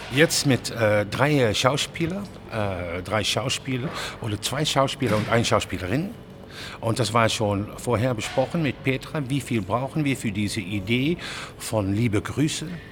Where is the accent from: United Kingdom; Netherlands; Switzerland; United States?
Netherlands; German is a second language; also born or lived in Germany; ich komme aus Holland.